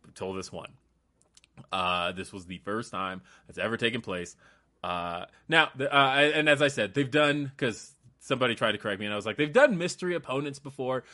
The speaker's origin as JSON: {"language": "English", "region": "Colorado", "country": "United States", "also_born_or_lived": "California", "said": "I'm from Colorado."}